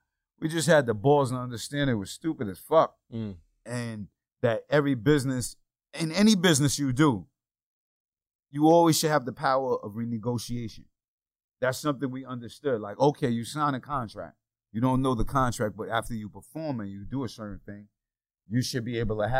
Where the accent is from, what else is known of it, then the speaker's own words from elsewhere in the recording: Yonkers, New York, United States; I'm from Yonkers, New York, and made it rapping